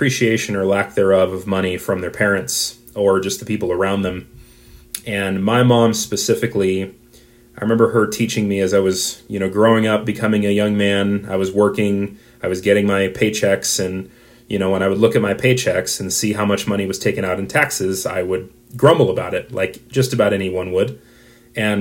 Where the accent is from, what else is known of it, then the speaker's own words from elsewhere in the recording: United States; the American in me